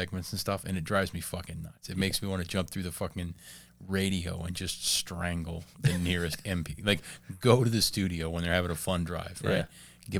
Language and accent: English; Pittsburgh, Pennsylvania, United States; now in Fort Wayne, United States; But I've lived in Fort Wayne long enough that I'll just say, like, you know, I'm from Pittsburgh via Fort Wayne.